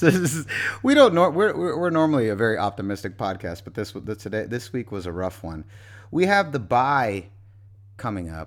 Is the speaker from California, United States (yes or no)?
yes; San Francisco, California, United States; I'm from San Francisco